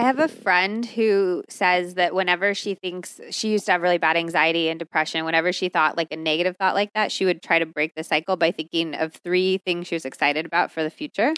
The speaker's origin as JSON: {"language": "English", "country": "United States", "tie": "born or raised there", "also_born_or_lived": "California / Arizona", "said": "I grew up in California and Arizona, so I grew up obsessed with quesadillas and tacos and enchiladas and all"}